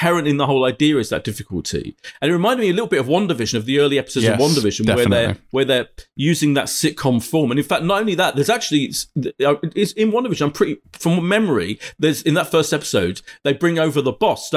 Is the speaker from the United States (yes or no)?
no; Essex, East of England, United Kingdom; I come from Essex